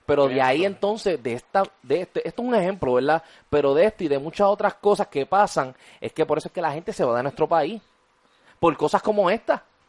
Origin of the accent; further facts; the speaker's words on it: Puerto Rico; yo prefiero quedarme en mi país. Y tú sabes lo que pasa también. Aquí en Puerto Rico hay trabajo.